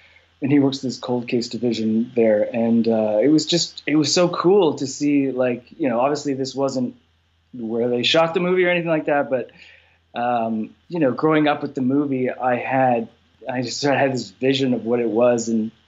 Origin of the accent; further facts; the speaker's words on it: Canada; I'm, by the way, I'm Canadian, so I sort of fall in between, I guess.